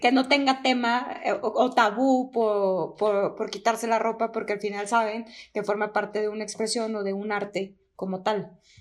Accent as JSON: {"language": "Spanish", "region": "Durango", "country": "Mexico", "tie": "born or raised there", "moved": "yes", "said": "es de donde soy oriunda"}